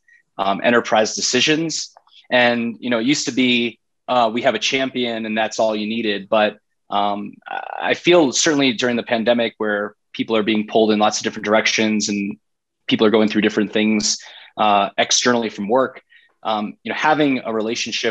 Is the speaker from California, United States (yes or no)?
no; South Florida, United States; moved away as an adult; also born or lived in Boston / Breckenridge, Colorado; now in Brooklyn, New York, United States; I grew up in South Florida